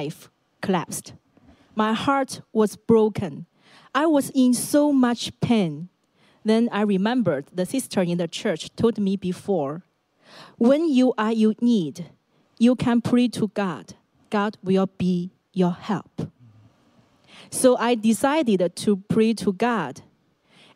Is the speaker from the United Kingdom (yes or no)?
no; Shandong, China; English is a second language; moved away as an adult; now in Hong Kong; my hometown is in Shandong, a province in northern China.